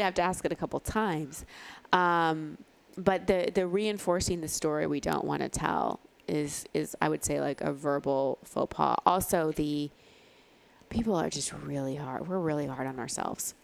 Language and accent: English; Texas, United States; I grew up in Texas